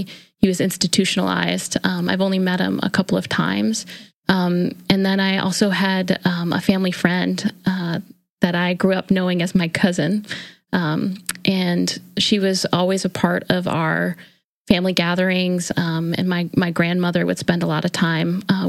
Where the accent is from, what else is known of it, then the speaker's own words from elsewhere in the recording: Hamburg, New York, United States; I grew up in Buffalo, New York, actually in a little suburb south of Buffalo called Hamburg, New York